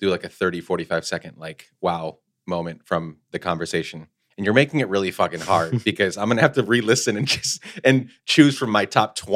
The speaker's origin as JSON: {"language": "English", "country": "Guatemala", "tie": "born or raised there", "also_born_or_lived": "New York, United States", "said": "We grew up mostly in Guatemala, where my dad is from. Born in upstate New York, but we moved back to Guatemala for like 10 years when I was growing up."}